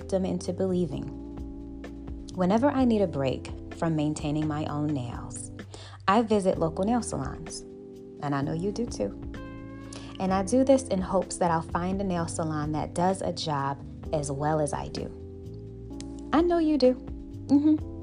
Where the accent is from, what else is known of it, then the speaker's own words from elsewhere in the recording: Buffalo, New York, United States; I'm from Buffalo, New York